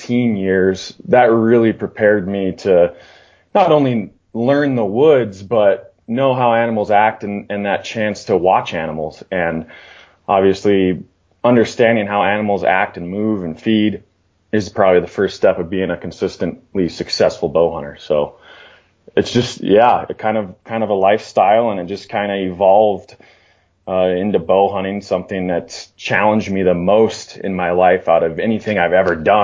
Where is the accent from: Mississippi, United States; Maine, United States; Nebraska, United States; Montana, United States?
Montana, United States; Northwest; now in Wyoming, United States; I grew up in Northwest Montana